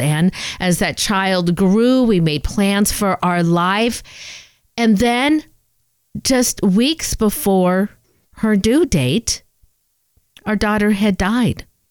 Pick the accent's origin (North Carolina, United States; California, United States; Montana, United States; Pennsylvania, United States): California, United States; Southern; I'm a SoCal girl myself